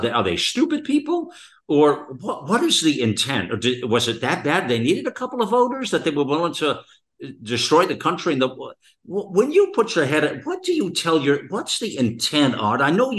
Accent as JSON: {"language": "English", "country": "United States", "said": "Where are you from? What country, …? Or what are you? You know, well, I'm American here for sure."}